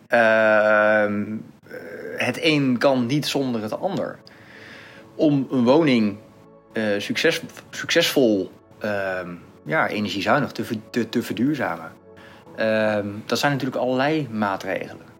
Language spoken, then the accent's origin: Dutch; Netherlands; als Nederlanders